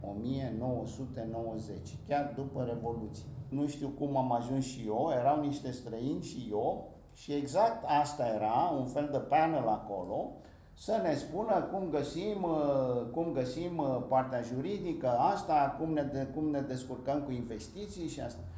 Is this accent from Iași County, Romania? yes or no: no; Bucharest, Romania; moved away; also born or lived in Greece; eu am crescut pe străzile Bucureștiului